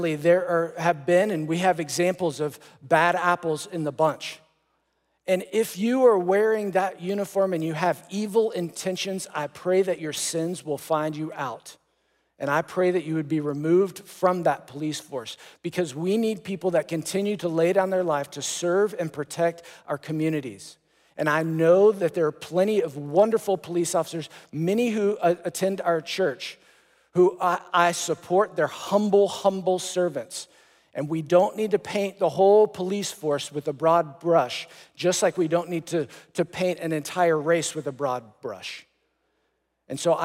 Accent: Texas, United States; I grew up playing soccer in Texas

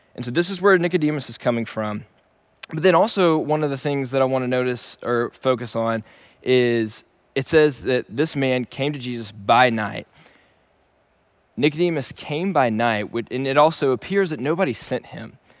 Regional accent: Shreveport, Louisiana, United States; moved away as an adult; also born or lived in Dallas, Texas; Originally, I am from Shreveport, Louisiana, and I was born and raised there

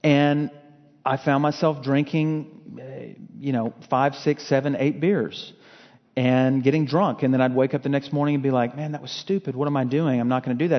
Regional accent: Fort Worth, Texas, United States; also born or lived in Lufkin, Texas; I was from Fort Worth, got involved with this church there

